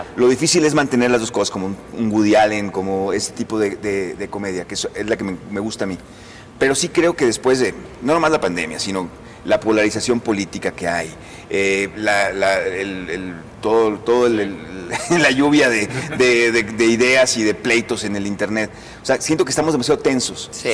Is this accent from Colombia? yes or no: no; Mazatlán, Sinaloa, Mexico; moved away; yo soy yo crecí en Mazatlán